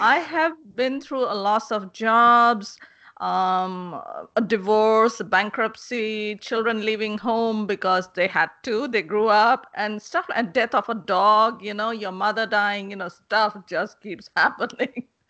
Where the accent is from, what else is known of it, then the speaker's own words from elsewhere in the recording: India; moved away; I'm originally from India.